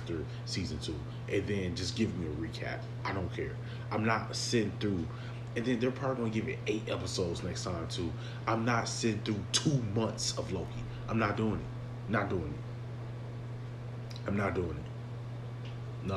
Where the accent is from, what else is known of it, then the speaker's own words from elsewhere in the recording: Milwaukee, Wisconsin, United States; I'm not from Africa. I'm from Milwaukee. My mother was born in Mississippi.